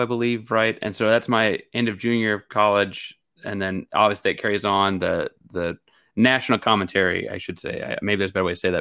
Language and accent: English; Houston, Texas, United States; also born or lived in Beaumont, Texas; I was born in Houston and spent, like, the first six or eight months of my life living in Beaumont